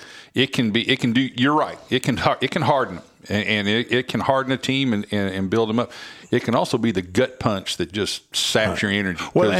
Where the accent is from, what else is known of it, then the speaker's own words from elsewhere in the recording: Oklahoma, United States; I grew up in Oklahoma, so I've always been either Oklahoma or Oklahoma State fan or both.